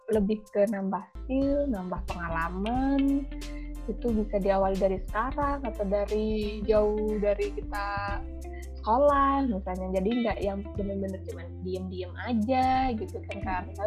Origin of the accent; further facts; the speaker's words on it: Jombang, East Java, Indonesia; mungkin akan bilang kamu kerja deket-deket aja lah misalnya contoh di Surabaya karena aku dari Jombang ya